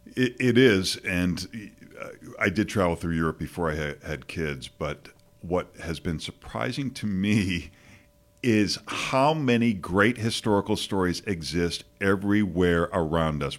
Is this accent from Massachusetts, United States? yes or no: yes; Boston, Massachusetts, United States; moved away; growing up in Boston and, you know, you have no perspective as a kid and I'd never been anywhere else